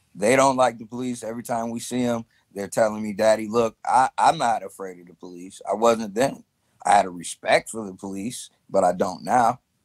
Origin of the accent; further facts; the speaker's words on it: Chicago, Illinois, United States; I'm from North Side Chicago